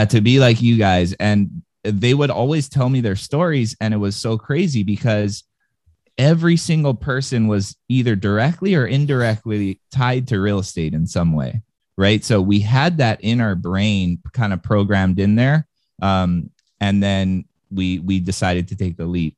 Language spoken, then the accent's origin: English; Hawaii, United States; born or raised there